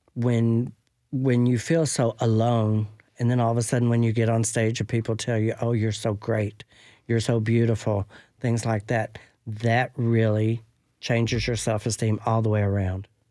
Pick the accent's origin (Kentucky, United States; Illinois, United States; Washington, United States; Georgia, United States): Kentucky, United States; Franklin; moved away as an adult; now in Nashville, United States; I'm from Franklin, Kentucky